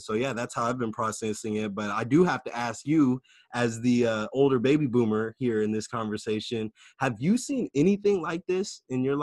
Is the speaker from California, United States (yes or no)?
yes; Sacramento, California, United States; here in my hometown of Sacramento